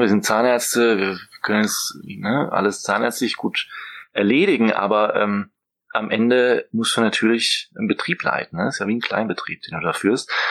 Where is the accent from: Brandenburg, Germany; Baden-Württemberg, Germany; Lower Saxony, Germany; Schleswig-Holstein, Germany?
Baden-Württemberg, Germany; near the border with Strasbourg; moved away as an adult; also born or lived in Vienna / Budapest / Mainz / Norway; now in Berlin, Germany; komme allerdings aus dem schönen Süden, äh, aus Baden-Württemberg, Grenze zu Straßburg